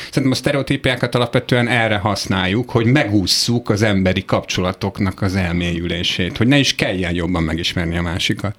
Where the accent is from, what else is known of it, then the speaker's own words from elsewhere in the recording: Hungary; én egy olyan 44 éves heteroszexuális magyar férfi vagyok